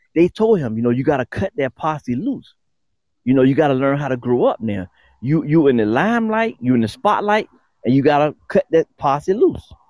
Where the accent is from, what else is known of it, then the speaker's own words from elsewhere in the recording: Newport News, Virginia, United States; growing up in Newport News, Virginia